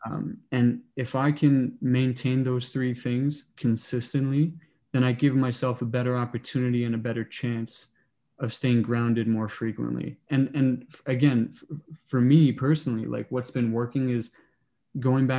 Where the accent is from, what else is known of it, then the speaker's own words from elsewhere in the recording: Toronto, Ontario, Canada; moved away as an adult; now in Kingston, Canada; I grew up in Toronto, went to high school downtown